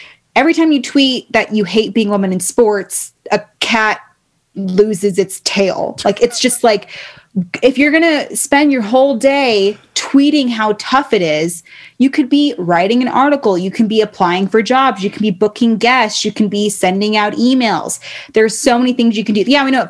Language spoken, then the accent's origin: English; Baltimore, Maryland, United States; born there; also born or lived in California / Reno; my little brother, I was born in Baltimore. We moved to California for a little bit, back to Reno or to Reno.